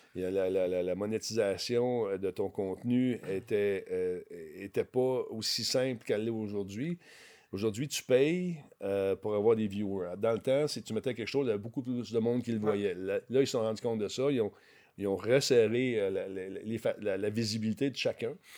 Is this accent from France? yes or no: no; Quebec, Canada; je venais du Québec